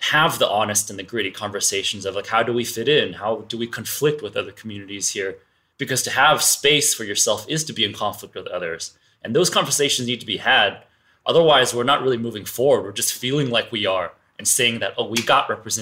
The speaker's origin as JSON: {"language": "English", "region": "the West", "country": "United States", "tie": "born or raised there", "said": "I'm Asian. I grew up in the West"}